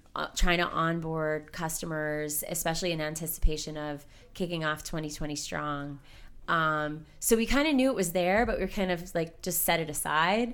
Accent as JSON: {"language": "English", "town": "Hazleton", "region": "Pennsylvania", "country": "United States", "tie": "born or raised there", "also_born_or_lived": "Wilkes-Barre, Pennsylvania", "said": "I was raised in Hazleton"}